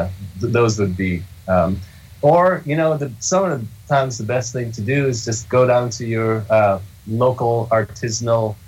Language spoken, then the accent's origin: English; Jamaica; moved away; I was born in Jamaica, and it's a country and a culture with a rich coffee culture, very ingrained